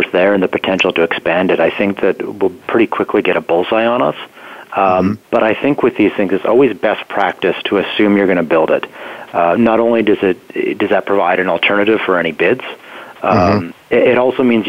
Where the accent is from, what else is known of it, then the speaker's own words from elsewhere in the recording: near the Tom and Jason deposits, Yukon, Canada; it's right near my hometown.